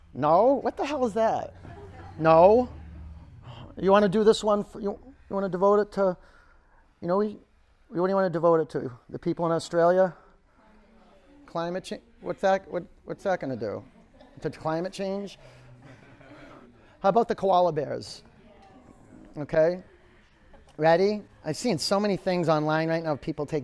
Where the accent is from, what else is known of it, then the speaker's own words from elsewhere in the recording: Boston, Massachusetts, United States; I'm a New Englander. I'm a Bostonian.